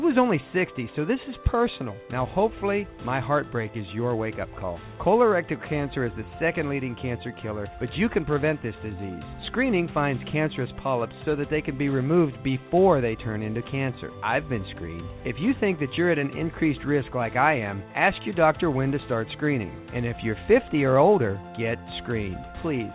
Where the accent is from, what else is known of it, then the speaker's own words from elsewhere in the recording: Ohio, United States; moved away; where I grew up in Ohio